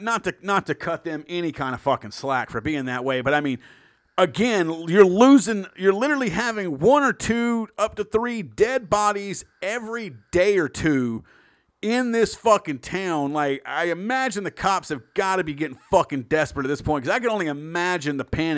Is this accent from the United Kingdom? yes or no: no; Russia; accent: Russian; I like being in Europe because my Russian accent kind of covers a lot of them.